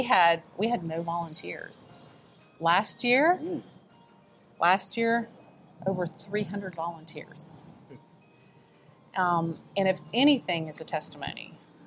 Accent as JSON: {"language": "English", "town": "Clinton", "region": "South Carolina", "country": "United States", "tie": "born or raised there", "also_born_or_lived": "Richmond, Virginia", "said": "So I am mostly from the upstate, lived most of my life here. I was born in Richmond, Virginia. My parents relocated to South Carolina"}